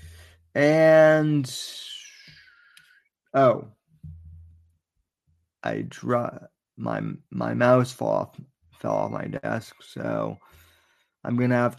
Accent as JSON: {"language": "English", "region": "Florida", "country": "United States", "said": "I'm from Florida"}